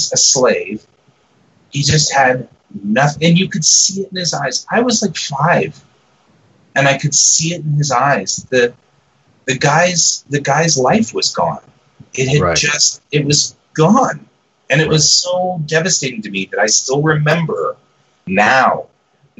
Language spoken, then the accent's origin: English; the South, United States; I'm a Southerner. I come from the South.